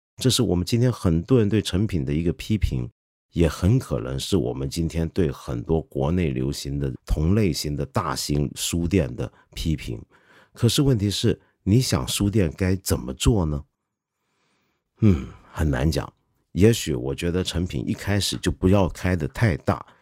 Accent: China; 包括我们中国人

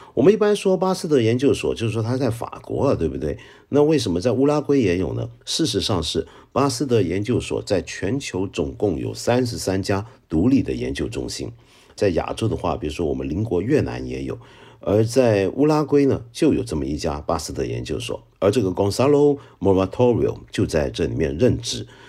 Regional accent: Hong Kong; accent: Hong Kong-accented Mandarin (港普); first language Cantonese; Chinese is a second language; 我觉得我的普通话以香港人或者以广东人的标准来讲，算是很可以了吧

